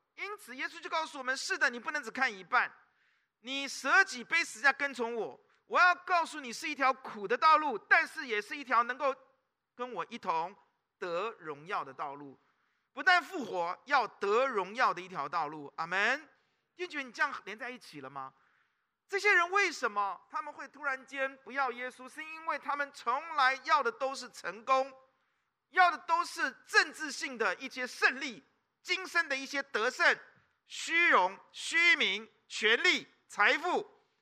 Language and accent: Chinese; Taipei, Taiwan; 南部人都骂我们台北人叫什么？天龙，是不是？我们是天龙哎，知道吗？